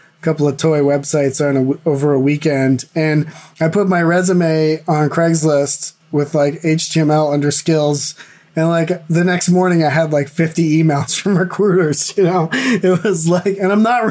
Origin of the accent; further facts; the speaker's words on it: East Coast of the U.S., United States; moved away as an adult; also born or lived in Boston area; now in California, United States; I grew up on the East Coast of the U.S.